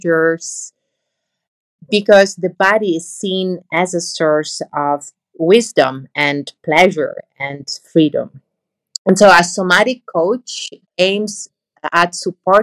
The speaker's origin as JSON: {"language": "English", "country": "Italy", "also_born_or_lived": "Netherlands", "moved": "yes", "lives_now": "Amsterdam, Netherlands", "said": "I'm from Italy, but I work in the Netherlands. I'm based in the Netherlands"}